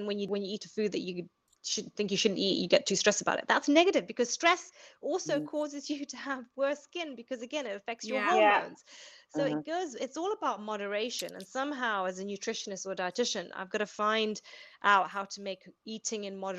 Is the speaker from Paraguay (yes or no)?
no; Zambia; So I am born and bred in Zambia, but I went to an English boarding school.